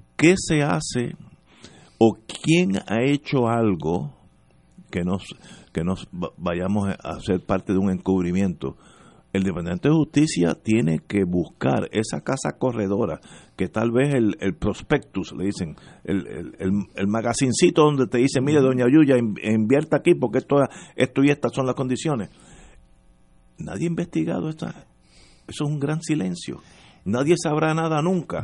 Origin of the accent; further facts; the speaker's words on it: Puerto Rico; nosotros, Puerto Rico